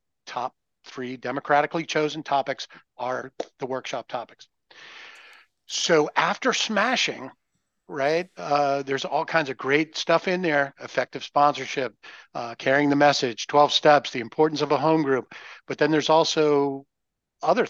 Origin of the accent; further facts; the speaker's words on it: Nova Scotia, Canada; I'm from Mayberry, which has been established. It's Mayberry. The area is Nova Scotia. We're way up in the Great White North.